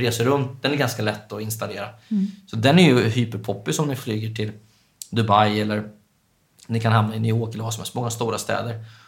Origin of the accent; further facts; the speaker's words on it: Östergötland, Sweden; moved away as an adult; now in Stockholm, Sweden; jag är uppväxt i Östergötland